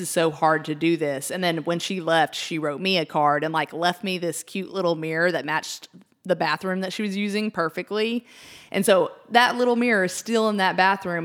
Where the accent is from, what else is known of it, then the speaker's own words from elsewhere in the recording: Wichita Falls, Texas, United States; our hometown